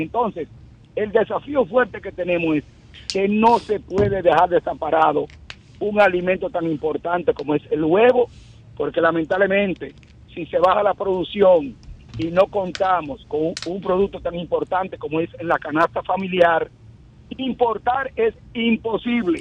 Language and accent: Spanish; Dominican Republic; Yo, quien le habla como dominicano primero, no como productor